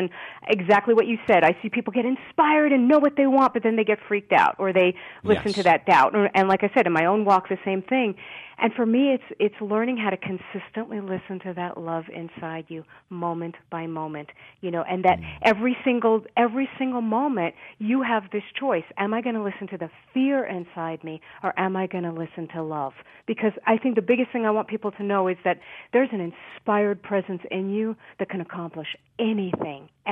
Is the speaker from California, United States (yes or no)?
no; New York City, New York, United States; born or raised there